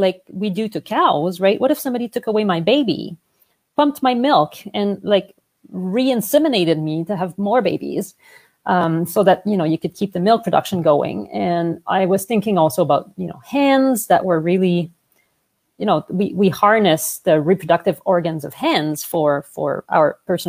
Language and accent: English; Montreal, Quebec, Canada; accent: French; English is a second language; moved away as an adult; now in Vancouver, Canada; I'm originally from Montreal, hence the French accent